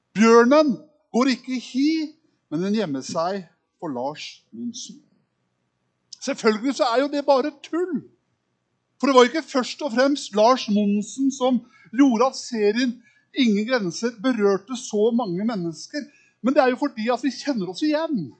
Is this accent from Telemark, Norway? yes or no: yes; Kragerø, Telemark, Norway; accent: østlending; moved away; Oppvokst i en liten by som heter Kragerø